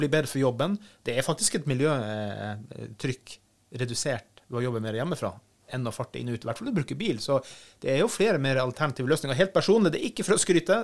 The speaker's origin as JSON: {"language": "Norwegian", "region": "Finnmark", "country": "Norway", "said": "jeg er ikke nordlending, jeg er finnmarking"}